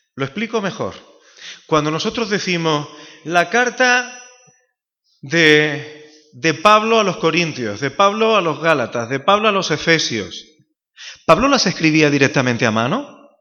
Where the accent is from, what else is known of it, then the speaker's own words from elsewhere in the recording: Málaga, Andalusia, Spain; moved away as an adult; now in Seville, Spain; soy un malagueño afincado desde hace casi casi ya 20 años en Sevilla